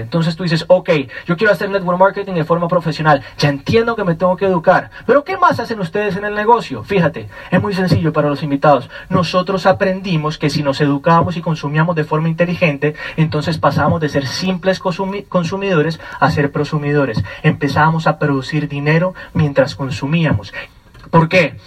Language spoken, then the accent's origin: Spanish; Colombia; vengo directamente desde Colombia